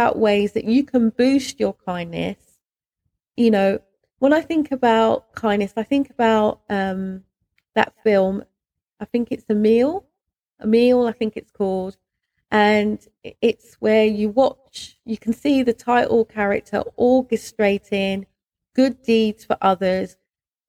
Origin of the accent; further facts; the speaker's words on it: London, United Kingdom; moved away as an adult; now in Berkshire, United Kingdom; when I moved from London, because I'm a Londoner, when I moved from London to Berkshire